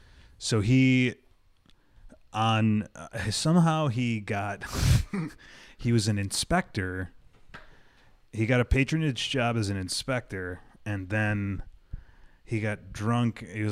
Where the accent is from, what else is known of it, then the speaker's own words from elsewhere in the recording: Chicago, Illinois, United States; I grew up in like 1970s Chicago